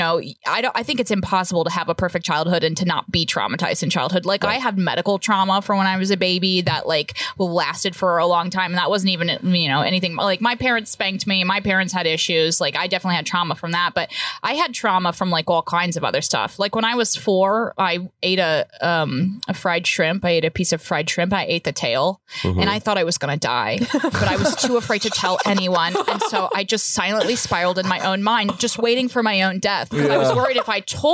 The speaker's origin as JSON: {"language": "English", "town": "Indianapolis", "region": "Indiana", "country": "United States", "tie": "born or raised there", "said": "Where did I grow up? Indianapolis"}